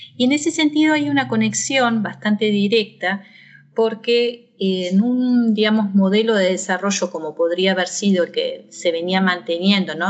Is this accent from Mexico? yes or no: no; Argentina; moved away as an adult; also born or lived in Mainz, Germany; now in Tacuarembó, Uruguay; yo nací en Argentina